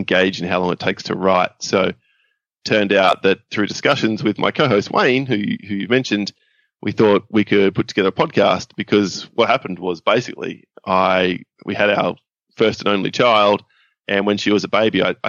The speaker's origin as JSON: {"language": "English", "town": "Perth", "region": "Western Australia", "country": "Australia", "tie": "born or raised there", "said": "I've lived in Perth my whole life"}